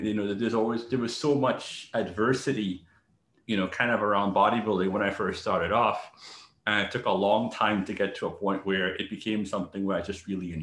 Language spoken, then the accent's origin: English; Trinidad & Tobago; now in New York City, United States; I also had, you know, a pretty tough childhood growing up in Trinidad